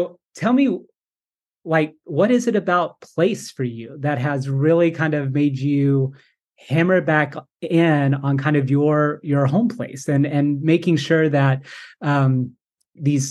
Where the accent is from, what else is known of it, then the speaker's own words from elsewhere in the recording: Appalachia, United States; now in Winston-Salem, United States; I was a queer kid growing up in Appalachia.